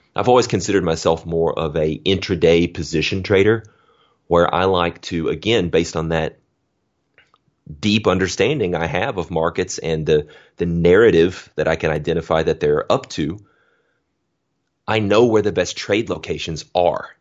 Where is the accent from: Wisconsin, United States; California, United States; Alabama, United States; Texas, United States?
Alabama, United States; I'm from Alabama, grew up on a dirt road